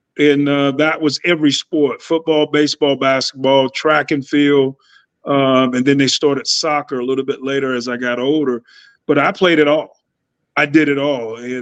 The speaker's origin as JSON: {"language": "English", "town": "Lumberton", "region": "North Carolina", "country": "United States", "tie": "born or raised there", "said": "I grew up in Lumberton, North Carolina, small town"}